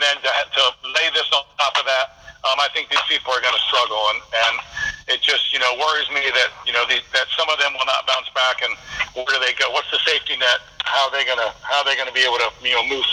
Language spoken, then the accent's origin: English; Ohio, United States; we're from Ohio